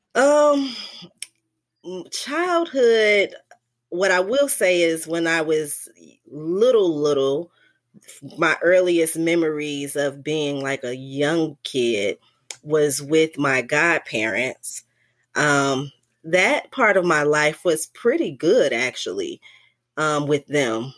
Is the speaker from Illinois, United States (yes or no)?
yes; Chicago, Illinois, United States; also born or lived in North Carolina; I grew up mostly in Chicago, um, South Side for the most part